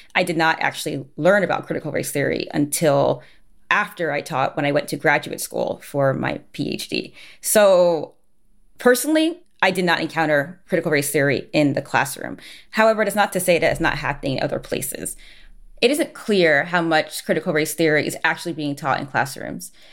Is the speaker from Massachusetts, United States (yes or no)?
no; New Jersey, United States; moved away as an adult; also born or lived in New York City / West Coast; growing up in New Jersey